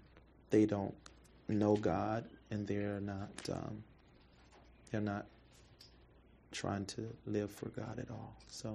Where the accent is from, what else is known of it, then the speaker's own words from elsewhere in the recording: Memphis, Tennessee, United States; You know, I'm from Memphis, Tennessee